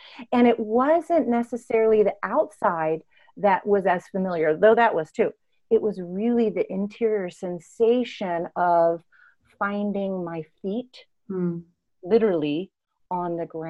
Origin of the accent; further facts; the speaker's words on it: Tanzania; I was born in Tanzania, East Africa, and had a very embodied childhood.